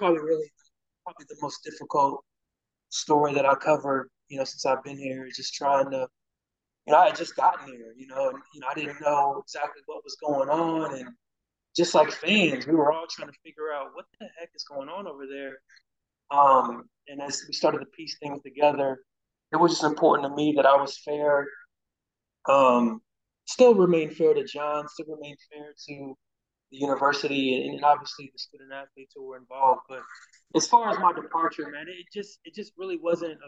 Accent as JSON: {"language": "English", "town": "Cincinnati", "region": "Ohio", "country": "United States", "tie": "born or raised there", "moved": "as an adult", "said": "come back home. Obviously to my hometown and cover my alma mater"}